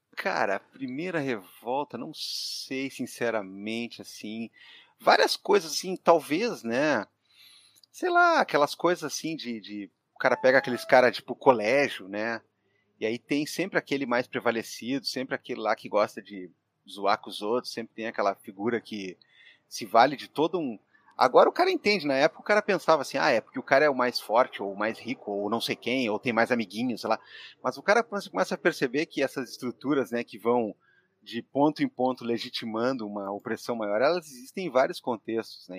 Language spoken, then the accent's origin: Portuguese; Porto Alegre, Rio Grande do Sul, Brazil; nascido e criado em Porto Alegre, é, cria do bairro São Geraldo, no quarto distrito